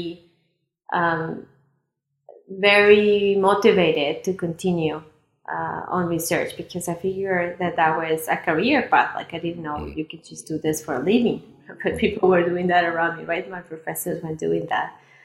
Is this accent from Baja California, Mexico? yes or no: no; Chihuahua, Mexico; moved away as an adult; also born or lived in Puebla, Mexico; growing up in Chihuahua